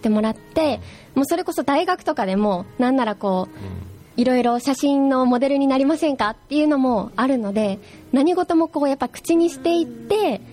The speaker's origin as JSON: {"language": "Japanese", "region": "Oita", "country": "Japan", "tie": "born or raised there", "said": "私は地元大分なので"}